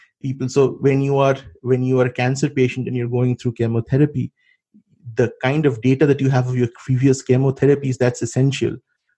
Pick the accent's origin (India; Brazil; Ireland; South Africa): India; now in United States; as an Indian